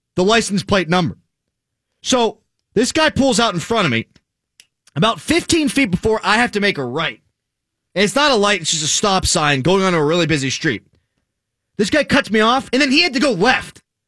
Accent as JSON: {"language": "English", "town": "Pittsburgh", "region": "Pennsylvania", "country": "United States", "tie": "born or raised there", "said": "Born and raised in Pittsburgh"}